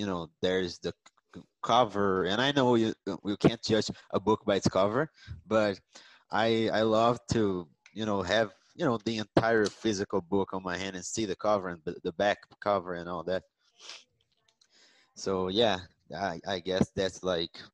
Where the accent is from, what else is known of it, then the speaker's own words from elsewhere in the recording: Rio de Janeiro, Brazil; moved away as an adult; I'm from Rio de Janeiro, but now I live in another state.